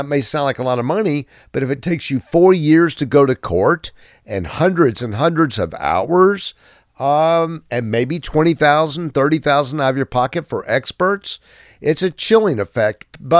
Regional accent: Pensacola, Florida, United States; Let me tell you a true Pensacola story, and please. I'm from Pensacola.

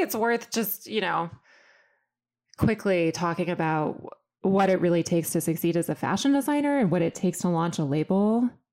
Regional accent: Austin, Texas, United States; I come from Austin, Texas, and my dad was a math professor

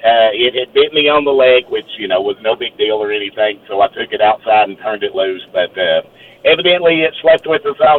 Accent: Kentucky, United States; Okay, first and foremost, I'm from Kentucky. … down here

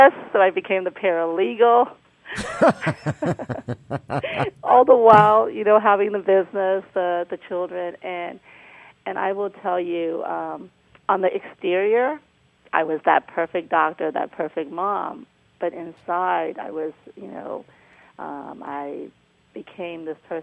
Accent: Myanmar; moved away; I was born in Burma, Myanmar now

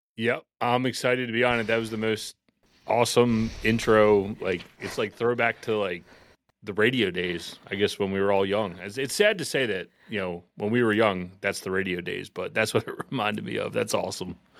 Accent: outside of Philadelphia, Pennsylvania, United States; moved away as an adult; now in Baltimore, United States; me and my business partner and I, we grew up outside of Philadelphia

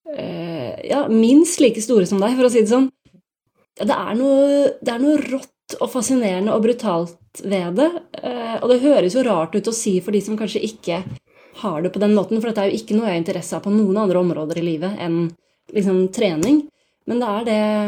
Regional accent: Bærum, Akershus, Norway; moved away; also born or lived in Oslo / Los Angeles; jeg kommer jo fra Bærum, og der begynte jeg å trene taekwondo da jeg var rundt 14 år

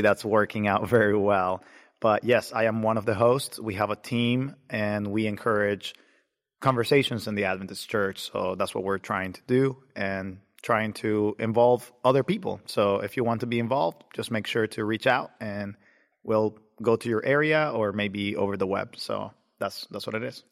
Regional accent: Nicaragua; now in Georgia, United States; I was born in Nicaragua

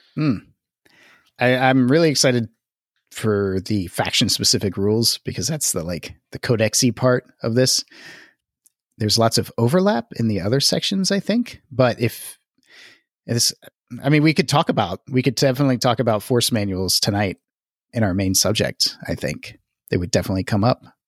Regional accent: the South, United States; I'm from the South

